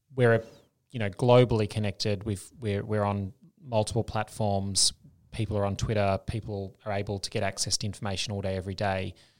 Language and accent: English; Australia; moved away as an adult; also born or lived in Denmark / United States; as an Australian. Uh, they love the accent